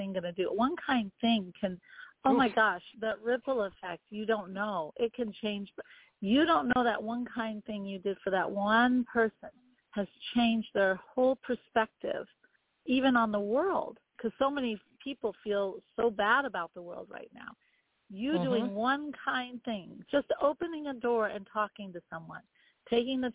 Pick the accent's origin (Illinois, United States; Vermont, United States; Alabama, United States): Vermont, United States; I grew up in Vermont. So there you go. In Vermont, we protest everything